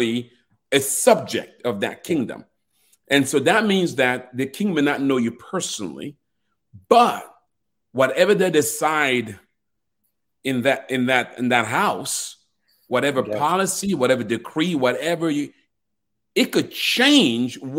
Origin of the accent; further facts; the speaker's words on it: Cameroon; I'm actually being from Cameroon. I was born in a royal family